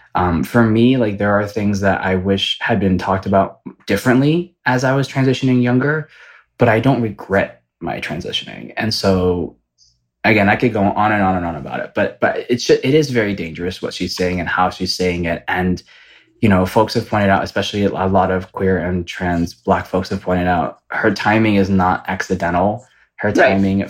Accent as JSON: {"language": "English", "town": "Ypsilanti", "region": "Michigan", "country": "United States", "moved": "yes", "lives_now": "Los Angeles, United States", "said": "I am from the Midwest. I am from Michigan, which to you know some people might call it the state that God forgot, um, but it's from right outside of Ann Arbor. It's called Ypsilanti"}